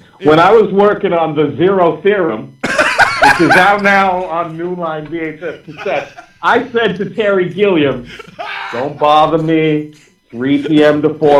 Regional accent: London, United Kingdom; I'm from London. I was born in London.

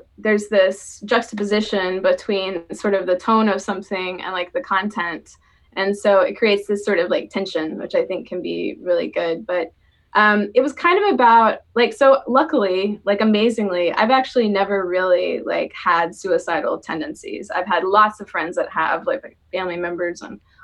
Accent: the South, United States; also born or lived in Chicago, United States; now in Portland, United States; I grew up in the South

